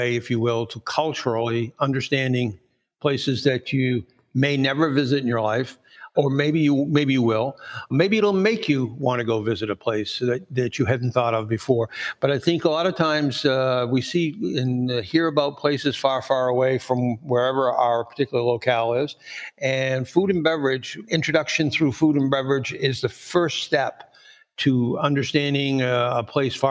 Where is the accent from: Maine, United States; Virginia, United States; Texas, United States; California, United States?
Maine, United States; near Portland; near my hometown is Portland, Maine.